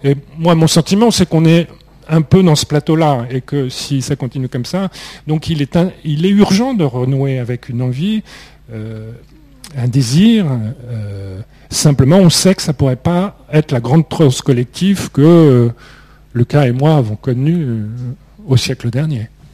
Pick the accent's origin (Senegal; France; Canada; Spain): France; Beauvais, Hauts-de-France; Moi, je n'ai jamais vraiment eu de racines. Je suis né dans l'Oise, à Beauvais, qui n'est pas une ville extrêmement attachante.